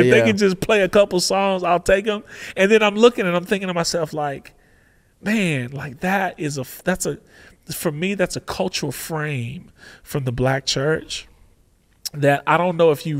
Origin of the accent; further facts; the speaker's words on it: Oregon, United States; I said, I come from Oregon, so it's not going to sound like Oregon.